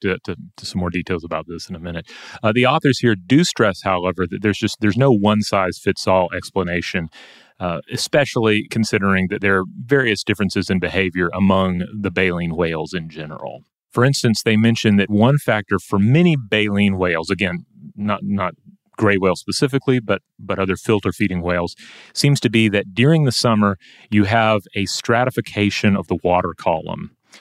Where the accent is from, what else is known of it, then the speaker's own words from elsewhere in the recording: Georgia, United States; my home state of Georgia